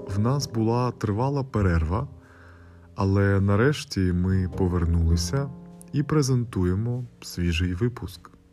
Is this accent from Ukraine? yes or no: no; Prudentópolis, Paraná, Brazil; first language Brazilian Portuguese; Ukrainian is a second language; Мені 28 років, і я живу в Придентополісі в штаті Парана